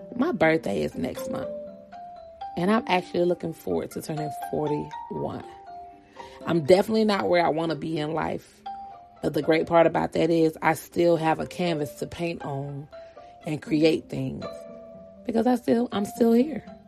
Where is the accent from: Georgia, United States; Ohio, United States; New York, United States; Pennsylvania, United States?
Georgia, United States; now in California, United States; I live in California, born and raised in Georgia